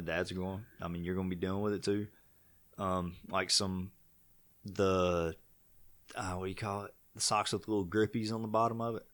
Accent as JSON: {"language": "English", "town": "Vail", "country": "United States", "said": "I'm from Vail"}